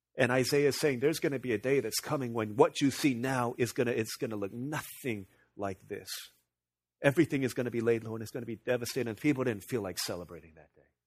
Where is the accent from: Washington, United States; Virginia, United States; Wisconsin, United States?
Virginia, United States; now in Florida, United States; growing up in Virginia